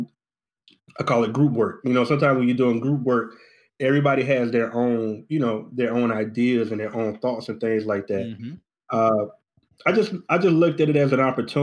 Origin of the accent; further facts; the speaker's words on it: Goldsboro, North Carolina, United States; moved away as an adult; now in Charlotte, United States; I'm originally from Goldsboro, North Carolina